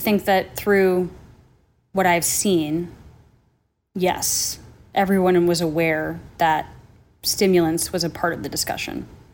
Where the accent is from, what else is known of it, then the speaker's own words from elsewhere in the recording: Minnesota, United States; also born or lived in New Jersey; I grew up, you know, in Minnesota by way of New Jersey